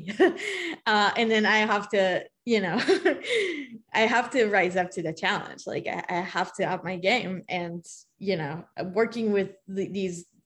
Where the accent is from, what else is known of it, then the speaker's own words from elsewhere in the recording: Israel; moved away; as a Hebrew speaker, I'm from Israel